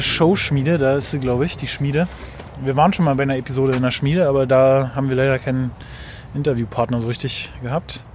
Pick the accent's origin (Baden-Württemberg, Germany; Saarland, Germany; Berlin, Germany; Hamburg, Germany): Berlin, Germany; Köpenick; wir sind halt auch aus Köpenick